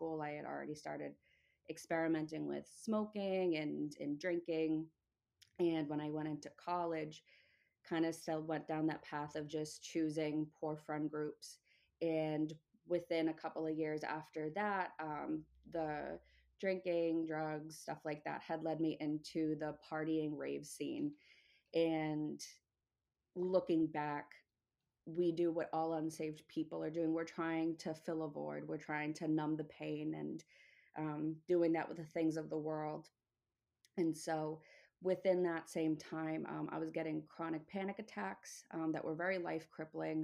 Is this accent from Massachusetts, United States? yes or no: yes; Massachusetts, United States; moved away as an adult; also born or lived in upstate New York; now in New York, United States; I'm originally from Massachusetts, now living in upstate New York.